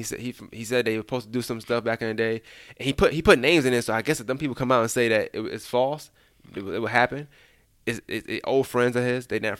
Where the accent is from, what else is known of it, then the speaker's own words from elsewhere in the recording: Atlanta, Georgia, United States; No, I'm not from Augusta, I'm from Atlanta